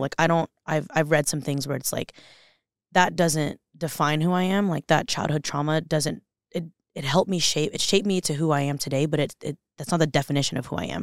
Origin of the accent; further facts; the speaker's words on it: Los Angeles, California, United States; moved away as an adult; also born or lived in Orange County, California; now in Boise, United States; I'm born and raised in Los Angeles, California